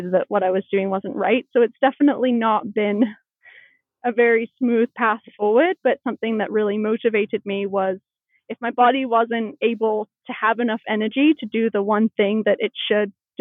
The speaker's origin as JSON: {"language": "English", "area": "East Bay", "region": "California", "country": "United States", "tie": "born or raised there", "also_born_or_lived": "Colorado Springs / Sittard, Netherlands", "moved": "as an adult", "lives_now": "Colorado, United States", "said": "I grew up in the East Bay"}